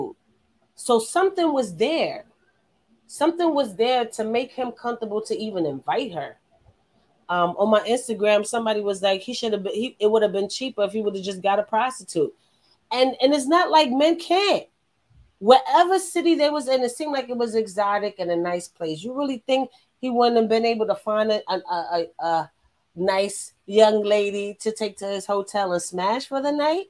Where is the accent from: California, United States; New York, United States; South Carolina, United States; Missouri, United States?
New York, United States; New York City; I'm from New York